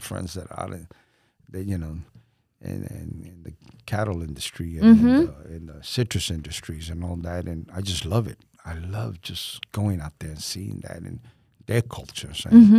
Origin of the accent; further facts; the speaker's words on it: Puerto Rico; also born or lived in New York; And now, you know, we're proud to be Puerto Ricans.